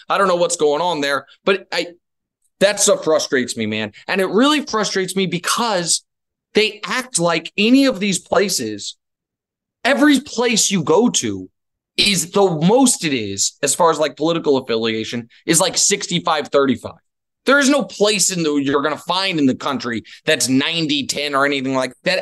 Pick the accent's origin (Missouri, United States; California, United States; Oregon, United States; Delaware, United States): Missouri, United States; moved away; I'm from Missouri